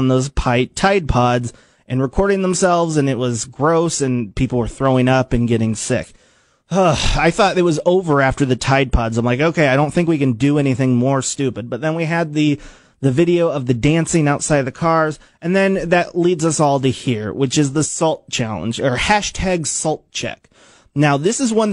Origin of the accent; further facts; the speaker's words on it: United States; I grew up in Washington and I went to Washington Middle School